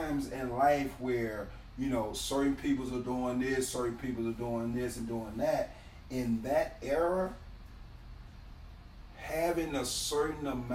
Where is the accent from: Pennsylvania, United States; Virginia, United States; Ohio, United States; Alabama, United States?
Alabama, United States; I'm born and raised in Alabama